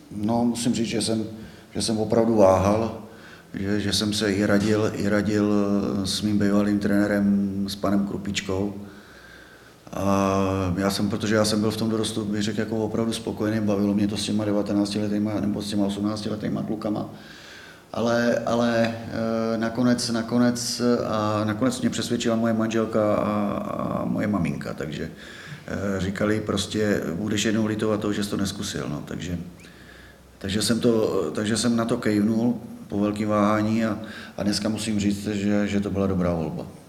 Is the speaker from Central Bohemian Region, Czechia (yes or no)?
no; Skuteč, Pardubice Region, Czechia; já jsem v dětství jsem začínal ve Skuči